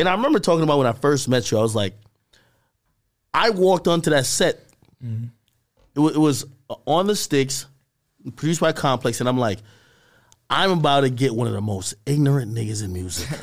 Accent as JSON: {"language": "English", "country": "Jamaica", "said": "I'm a Jamaican"}